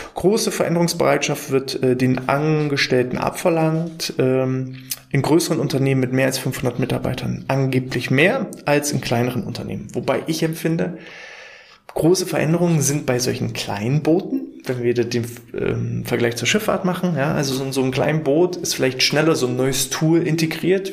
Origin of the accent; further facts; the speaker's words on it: Mecklenburg-Vorpommern, Germany; wir kommen aus MV, aus Mecklenburg-Vorpommern.